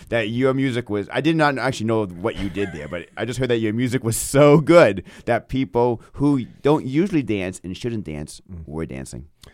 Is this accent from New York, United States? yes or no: no; Maine, United States; growing up in Maine